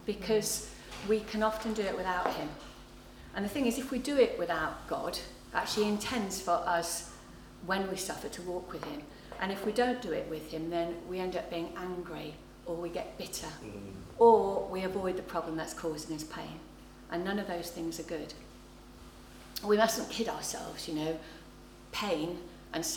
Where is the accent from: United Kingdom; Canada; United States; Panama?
United Kingdom; England; also born or lived in North London; I'm English